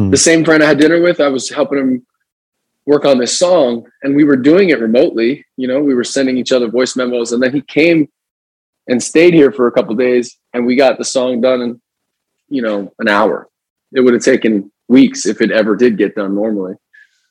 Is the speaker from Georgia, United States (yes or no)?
no; New Jersey, United States; moved away; We're going to go back to our hometown. We grew up in New Jersey